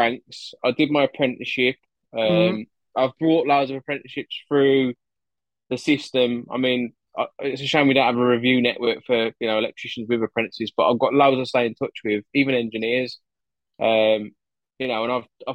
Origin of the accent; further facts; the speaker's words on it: Wolverhampton, West Midlands, United Kingdom; accent: Wolverhampton; also born or lived in Gloucester; now in Sandy, United Kingdom; My accent's from Wolverhampton. I was born in Gloucester, but I now live in Sandy, Bedfordshire.